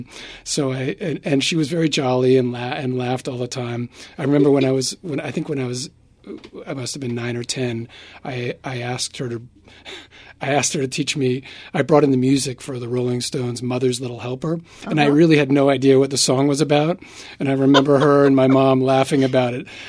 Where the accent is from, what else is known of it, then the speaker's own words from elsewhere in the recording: New York City, New York, United States; grew up in New York City